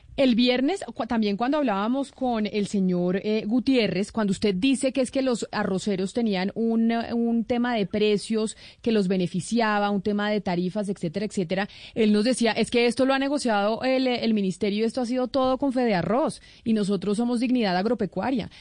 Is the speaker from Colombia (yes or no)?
yes; Colombia; nosotros como colombianos